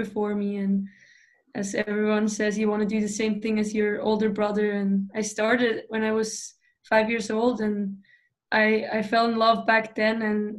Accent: Switzerland; born or raised there; English is a second language; moved away as an adult; also born or lived in Duluth, Minnesota; now in Sweden

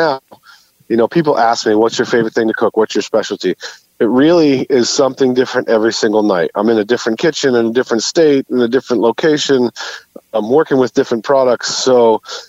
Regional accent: New Hampshire, United States; moved away as an adult; also born or lived in North Carolina / Boston / Block Island / Cape Cod; now in Newport, United States; Originally born and raised in New Hampshire

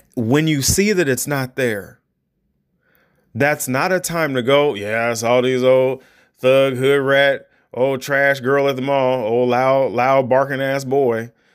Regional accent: United States; me as an, as an American

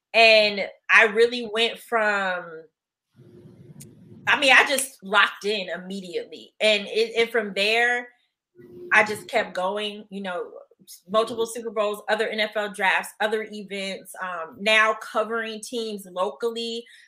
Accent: the South, United States; I'm still from the South.

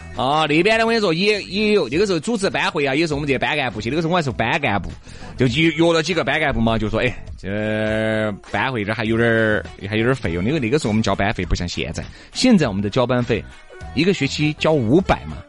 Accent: Chengdu, Sichuan, China; 我们成都人

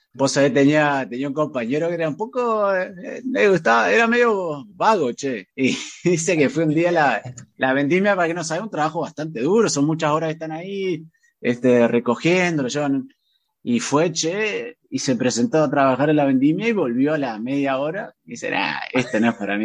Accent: Nogoyá, Entre Ríos, Argentina; yo soy de Nuevo ya Entre Ríos

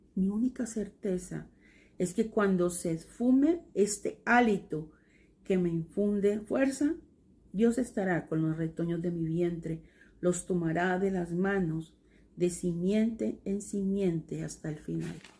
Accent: Buenaventura, Valle del Cauca, Colombia; now in Cali, Colombia; en Buenaventura, donde yo nací

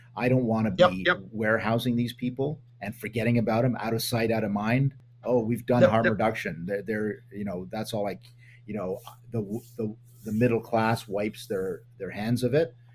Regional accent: Canada; as a Canadian politician, when I was one

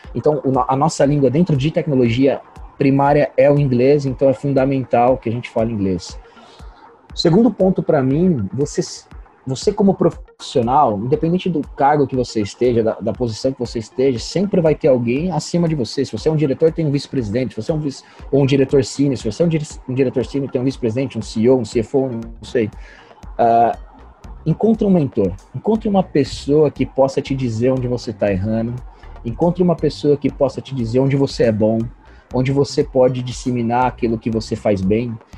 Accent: Birigui, São Paulo, Brazil; moved away; sou natural de uma cidade de, de Birigui, que se chama Birigui, é, interior de São Paulo

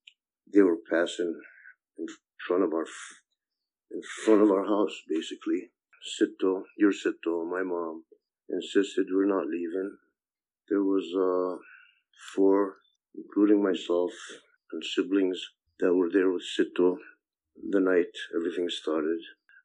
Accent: Ramallah, West Bank, Palestine; born there; I was born in Ramallah, Palestine. My family comes from a village called Beit Duku, not too far from Ramallah in Palestine. I lived through the 1967 war at the age of six

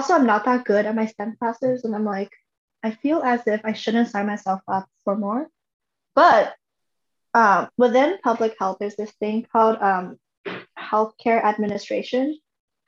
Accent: Canada; moved away

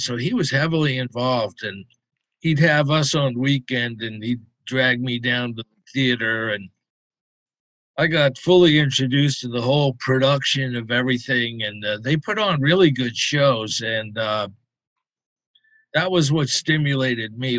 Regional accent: Concord, Massachusetts, United States; also born or lived in Boston; Concord, uh, right outside of Boston.

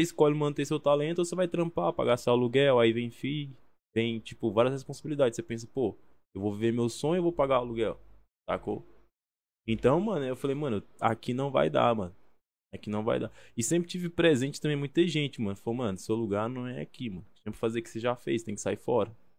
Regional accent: Goiânia, Goiás, Brazil; also born or lived in Colinas do Tocantins, Tocantins; now in São Paulo, Brazil; nasci em Tocantins, mas fui criado ali em Goiânia, na capital do Goiás ali.

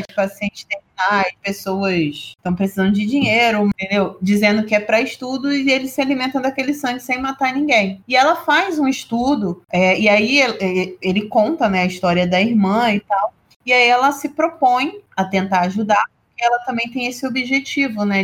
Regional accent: Brazil; a gente é brasileiro

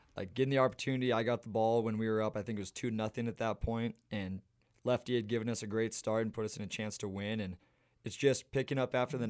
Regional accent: Missoula, Montana, United States; I grew up playing in Montana

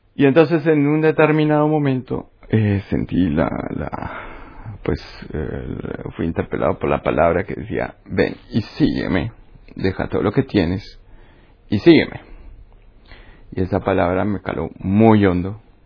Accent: Uruguay; moved away as an adult; also born or lived in Colombia; Nací en Uruguay. Vale. De familia italiana. Y bueno, he vivido la mitad de mi vida en Uruguay y la otra mitad en Colombia

